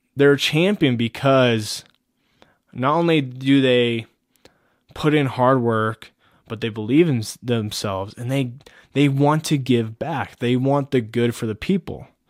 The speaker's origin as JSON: {"language": "English", "country": "United States", "said": "we are as Americans"}